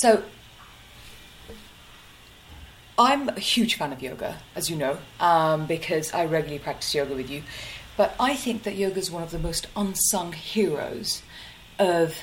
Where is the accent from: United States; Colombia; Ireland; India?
India; North India; I come from the north of India